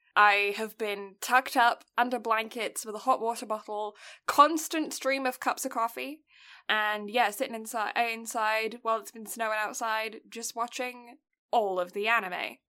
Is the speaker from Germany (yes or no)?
no; United Kingdom; now in Canada; I'm British